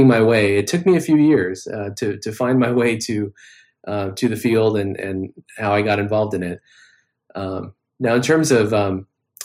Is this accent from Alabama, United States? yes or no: no; California, United States; growing up in California, I knew that all this action was happening in Southern California, where I am now